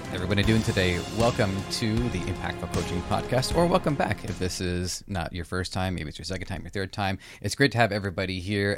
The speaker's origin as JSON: {"language": "English", "town": "Toronto", "region": "Ontario", "country": "Canada"}